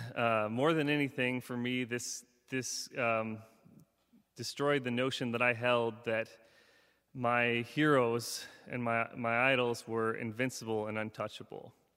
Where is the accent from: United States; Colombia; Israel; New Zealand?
United States; Seward, Alaska; Growing up in Seward, Alaska